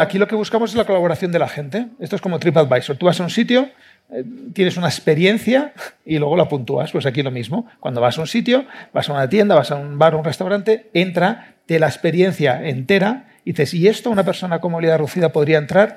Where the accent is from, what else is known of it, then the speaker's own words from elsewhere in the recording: Barcelona, Catalonia, Spain; yo también soy de Barcelona